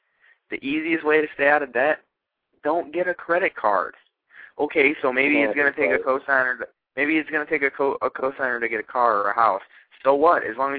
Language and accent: English; Eastlake, Ohio, United States; moved away as an adult; now in Fort Hood, United States; I'm originally from Eastlake, Ohio, but I am in Fort Hood, Texas right now in the loving United States Army.